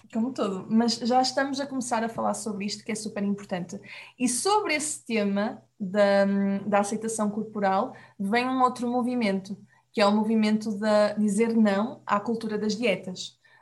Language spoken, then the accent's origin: Portuguese; Portugal; nós aqui em Portugal